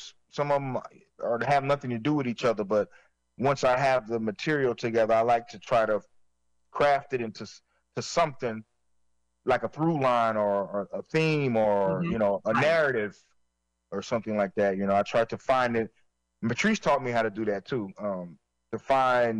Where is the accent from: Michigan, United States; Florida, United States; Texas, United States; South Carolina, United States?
South Carolina, United States; Florence; near where I grew up in Florence, South Carolina